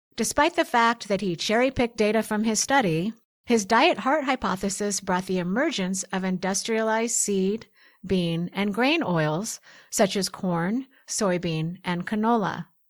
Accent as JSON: {"language": "English", "town": "Portland", "region": "Oregon", "country": "United States", "tie": "born or raised there", "said": "where I grew up in Portland, Oregon"}